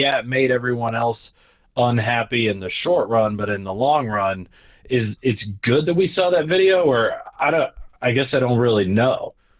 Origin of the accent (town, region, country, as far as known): Midwest, United States; born or raised there; now in New York City, United States